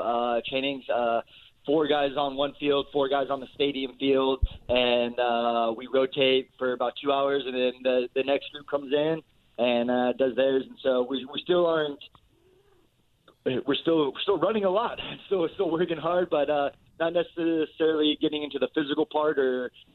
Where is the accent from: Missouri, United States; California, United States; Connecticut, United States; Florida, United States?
California, United States; Danville; Born and raised in Danville and then went to De La Salle